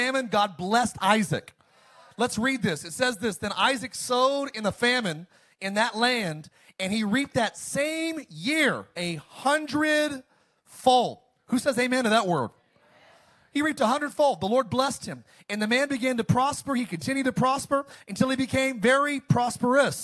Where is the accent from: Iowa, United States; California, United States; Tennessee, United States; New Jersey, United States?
California, United States; Antelope Valley; moved away; I grew up in the high desert. I grew up in the Antelope Valley